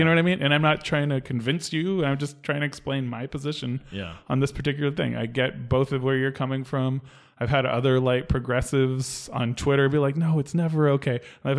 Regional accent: the Bay Area, California, United States; I'm from the Bay Area

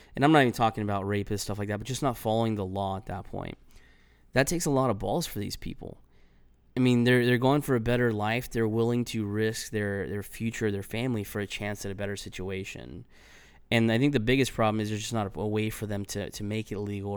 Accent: Los Angeles County, California, United States; moved away; I grew up in California and, you know, I, I was proud to, to be from the L A County.

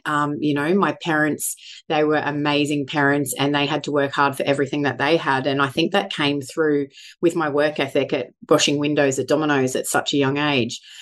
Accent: Sunshine Coast, Queensland, Australia; moved away as an adult; also born or lived in Brisbane / Mackay; Born and bred Sunshine Coast, although moved away to Brisbane and Mackay

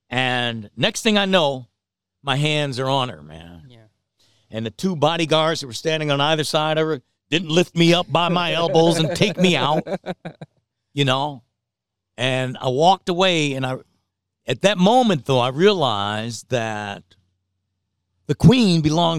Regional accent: Detroit, Michigan, United States; You know, and from my hometown, Detroit.

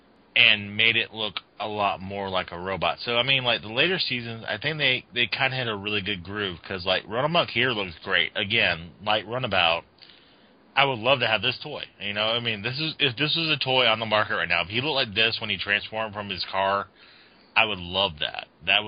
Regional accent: the South, United States; I'll tell you one thing. I grew up in the South, and we didn't transform like that.

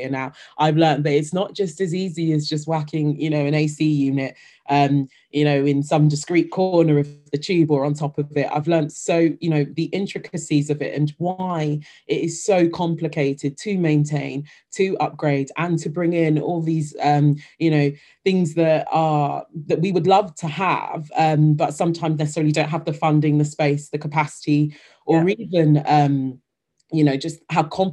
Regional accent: London, United Kingdom; moved away as an adult; having had the tube be such a major part of my life growing up in London

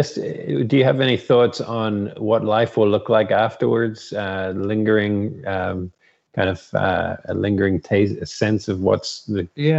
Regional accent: New Zealand; now in Ireland; New Zealand, I think, has had 26 deaths, my home country.

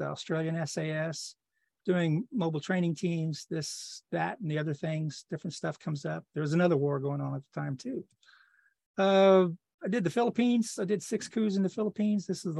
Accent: Louisiana, United States; I was born in 1953 down in the swamps in Louisiana.

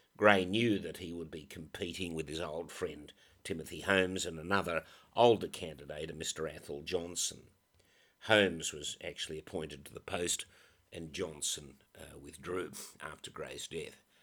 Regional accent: Australia; my country, Australia

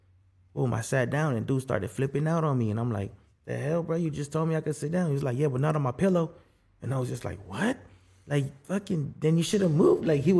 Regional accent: Guatemala; I'm from Guatemala and I'm black, but I don't use the card on either one.

